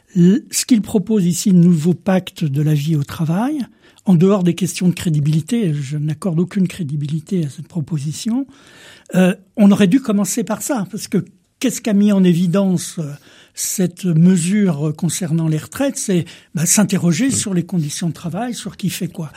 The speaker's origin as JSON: {"language": "French", "area": "Vendée", "region": "Pays de la Loire", "country": "France", "said": "je suis de Vendée"}